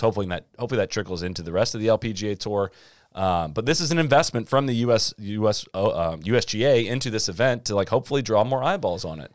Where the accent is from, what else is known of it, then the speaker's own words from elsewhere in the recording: Midwest, United States; moved away; also born or lived in Florida; I grew up in the Midwest